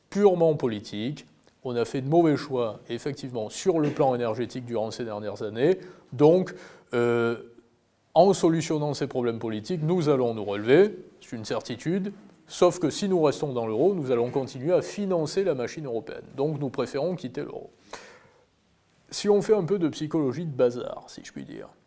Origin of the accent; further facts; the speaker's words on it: Germany; French is a second language; qu'il soit émis en Italie ou chez nous en Allemagne